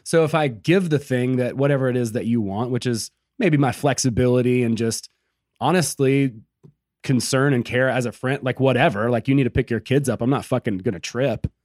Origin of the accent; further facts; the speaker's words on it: Georgia, United States; I'm from Georgia, right? Like, I'm no stranger to meth. Like, that's, you know, I grew up around, you know, just really simple country living